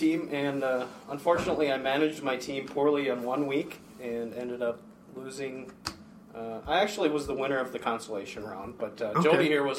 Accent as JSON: {"language": "English", "region": "Minnesota", "country": "United States", "moved": "as an adult", "lives_now": "Kentucky/Georgia", "said": "I was transplanted from Minnesota to Atlanta to Kentucky, where I spent six, seven years in the Kentucky office"}